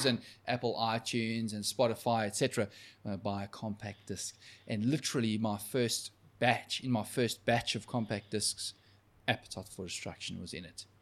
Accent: South Africa; moved away; I was from South Africa

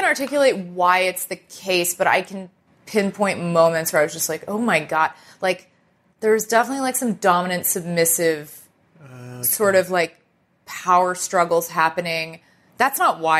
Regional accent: Dallas, Texas, United States; In Dallas, Texas.

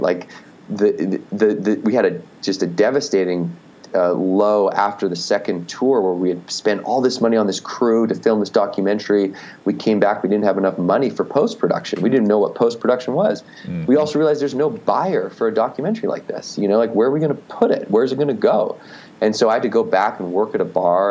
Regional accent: Victoria, British Columbia, Canada; I grew up in Canada, so was, I was in Victoria, BC.

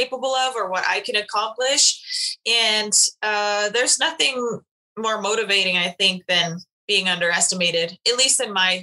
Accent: Washington, United States; We're both from Washington State

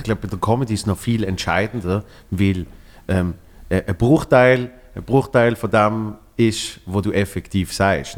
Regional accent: Switzerland; ich als Schweizer in Berlin

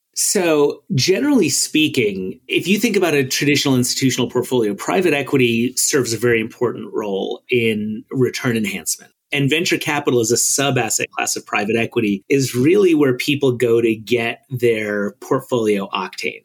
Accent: New York City, New York, United States; now in Silicon Valley, United States; I grew up in Brooklyn

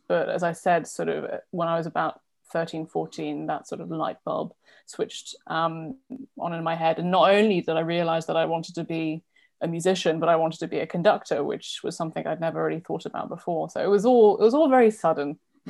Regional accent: London, United Kingdom; also born or lived in south of France; So I was born in London, but spent a couple of years in the south of France, where there was kind of, you know, in the rural local school, so there was really no music at all. And then I went to, when we eventually moved back to London

